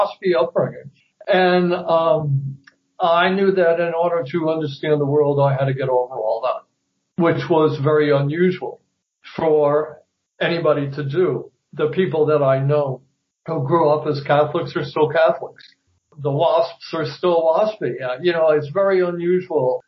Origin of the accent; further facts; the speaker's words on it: 30 miles north of New York City, United States; I grew up about 30 miles north of New York City